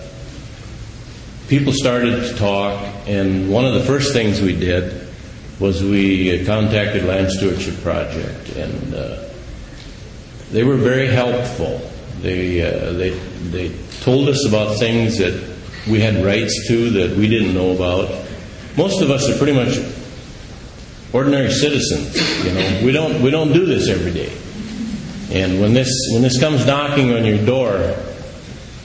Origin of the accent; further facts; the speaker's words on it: United States; We're from Dodge County